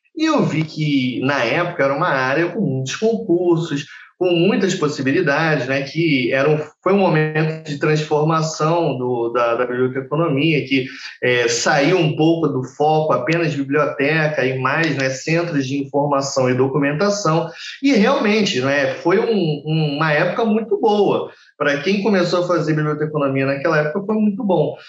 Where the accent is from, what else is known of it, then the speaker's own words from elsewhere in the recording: Rio de Janeiro, Brazil; eu sempre morei no Rio e saí do Rio de Janeiro só com, pela primeira vez do Estado com 20 e poucos anos